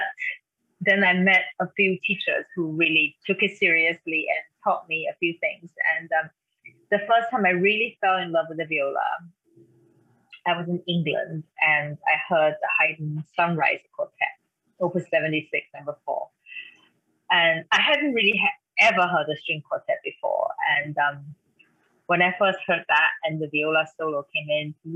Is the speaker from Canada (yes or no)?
no; Taiwan; English is a second language; moved away; I grew up in Taiwan, and that's where I am right now, visiting my mother